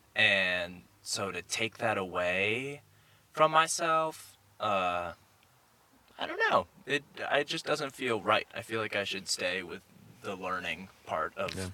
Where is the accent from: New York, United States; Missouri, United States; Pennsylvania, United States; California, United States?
California, United States; Mill Valley; my hometown, Mill Valley, California